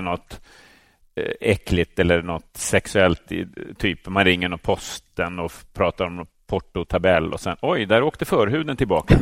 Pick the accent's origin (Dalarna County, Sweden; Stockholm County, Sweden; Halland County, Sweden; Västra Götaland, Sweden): Stockholm County, Sweden; Täby; i medelklassförorten Täby där jag växte upp